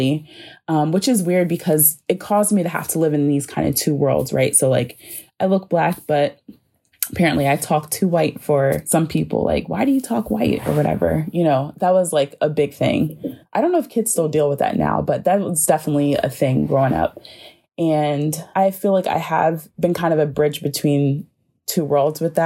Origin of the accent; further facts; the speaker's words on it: Eastern Shore, Maryland, United States; moved away as an adult; also born or lived in Penang, Malaysia; now in Baltimore, United States; I'm currently living in Baltimore, but I'm originally from the Eastern Shore, which is a very rural area. And if you go there, it has definitely a more Southern feel. And so I did grow up in that tension